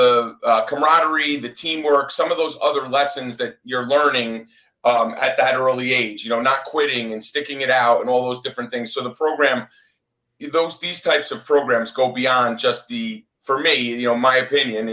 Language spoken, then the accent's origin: English; Northeast, United States; now in Florida, United States; I'm actually from the Northeast